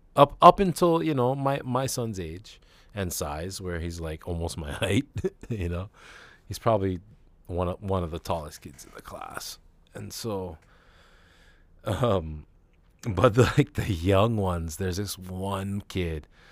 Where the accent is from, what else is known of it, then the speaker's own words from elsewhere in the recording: Hawaii, United States; I am Hawaiian, and I guess I'm Asian